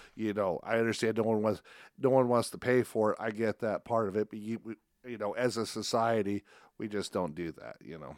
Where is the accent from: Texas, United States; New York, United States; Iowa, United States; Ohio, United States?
Iowa, United States; Spencer; now in Council Bluffs, United States; I'm not originally from here. I'm from Northwest Iowa, from Spencer